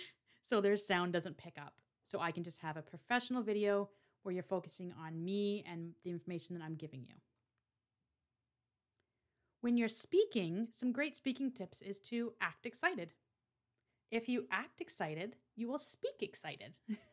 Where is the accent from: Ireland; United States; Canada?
Canada; I struggle with this one because I am Canadian, don't apologize in your videos.